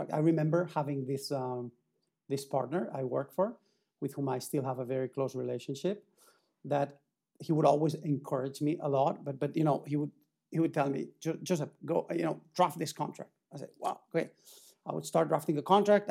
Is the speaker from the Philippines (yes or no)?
no; Reus, Catalonia, Spain; moved away as an adult; also born or lived in Barcelona / Paris; I grew up in Tarragona, in Reus